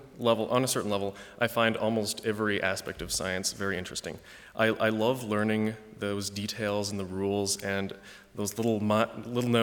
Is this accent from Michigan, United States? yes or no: yes; East Lansing, Michigan, United States; I grew up in East Lansing, Michigan, although my parents are from Canada and Hong Kong